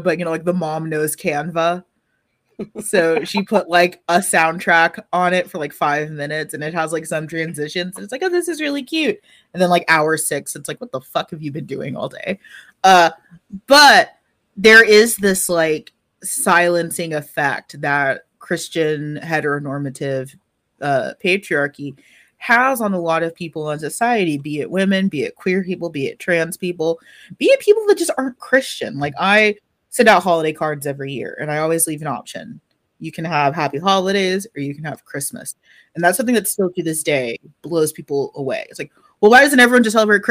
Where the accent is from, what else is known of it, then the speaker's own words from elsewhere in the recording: Texas, United States; I was black and from Texas.